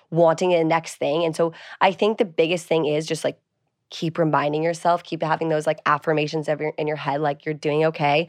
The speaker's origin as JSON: {"language": "English", "region": "East Coast", "country": "United States", "said": "I'm from the East Coast"}